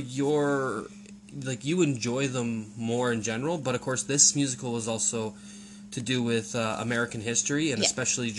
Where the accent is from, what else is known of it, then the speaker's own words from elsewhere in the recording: Canada; we're Canadian citizens, and also I'm English heritage